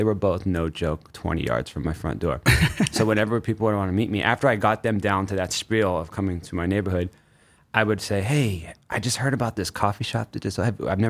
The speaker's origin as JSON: {"language": "English", "town": "Cleveland", "region": "Ohio", "country": "United States", "moved": "as an adult", "lives_now": "New York, United States", "said": "I'm 40. So it's an interesting thing. My body has shifted as the years went on. Like, I didn't move to New York until I turned 30. I'm originally from Ohio."}